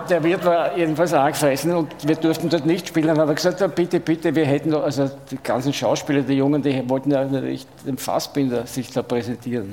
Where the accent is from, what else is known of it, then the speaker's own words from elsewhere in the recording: Vienna, Austria; aus Wien